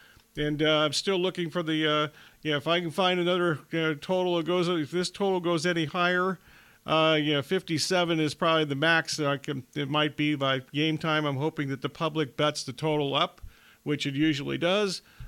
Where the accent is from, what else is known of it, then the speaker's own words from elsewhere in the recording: Columbus, Ohio, United States; I'm from Columbus, Ohio.